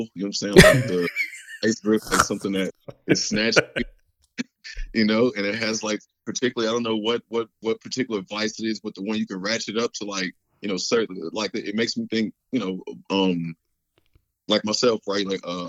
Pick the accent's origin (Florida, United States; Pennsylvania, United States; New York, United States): Florida, United States; also born or lived in Dallas / Ohio; now in Texas; I was born in Dallas, raised in Florida, spent some time in Ohio, and pretty much been in Texas since, 2004 or something.